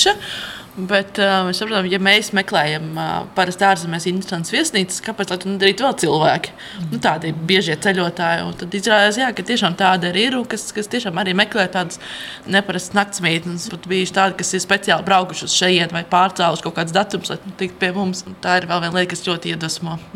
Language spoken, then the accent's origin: Latvian; Latvia; mēs esam latvieši.